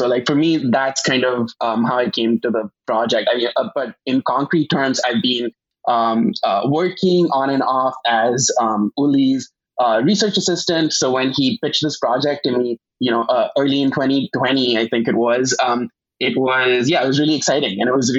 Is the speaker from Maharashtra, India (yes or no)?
yes; Mumbai, Maharashtra, India; moved away as an adult; also born or lived in Germany; now in New York, United States; So I am actually from India. I was born in Bombay, and I moved to New York to do a PhD here in comparative literature in 2016.